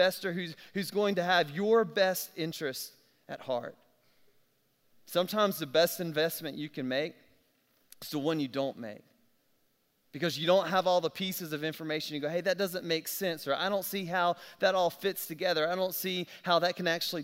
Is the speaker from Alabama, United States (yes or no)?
yes; South Alabama, United States; I'm from South Alabama